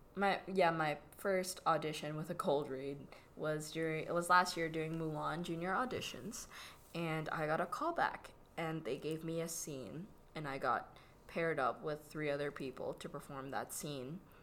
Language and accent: English; Philippines; accent: Filipino; moved away; I was born in the Philippines and I had a Filipino accent for the majority of my life. I still kind of do with certain words.